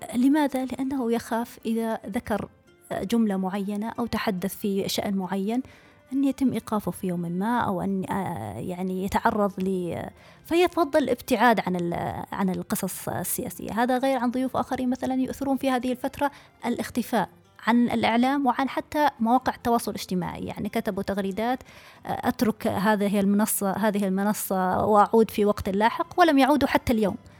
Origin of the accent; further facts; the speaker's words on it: Saudi Arabia; moved away as an adult; also born or lived in Oman / Kuwait; now in Paris, France; أنا كامرأة سعودية